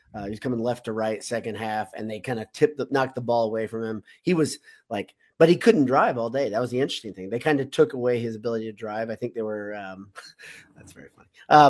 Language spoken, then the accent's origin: English; United States; But for me, I'm an American is, to me, it's one of the best.